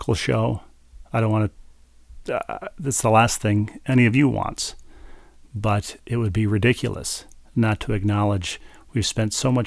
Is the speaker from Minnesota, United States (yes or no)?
yes; Minnesota, United States; moved away; my home state in Minnesota